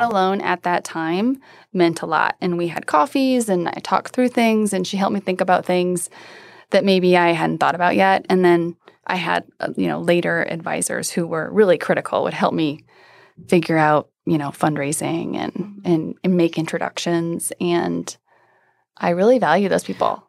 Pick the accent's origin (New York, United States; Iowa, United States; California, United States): Iowa, United States; now in Denver, United States; I grew up in Iowa